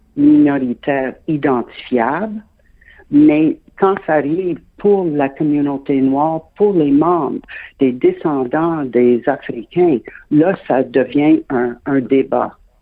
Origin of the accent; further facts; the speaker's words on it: Quebec, Canada; je suis québécoise de naissance